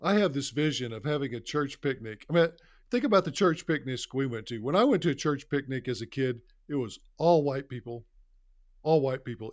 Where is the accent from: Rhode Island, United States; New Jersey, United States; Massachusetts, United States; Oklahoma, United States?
Oklahoma, United States; Carnegie; I was not taught that growing up in Carnegie, Oklahoma